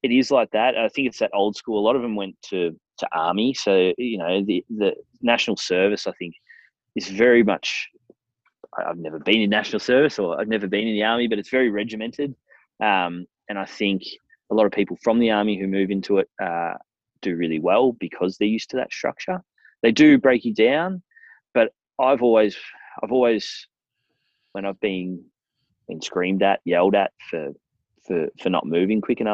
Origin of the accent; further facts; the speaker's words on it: Australia; also born or lived in France; I'm from Australia.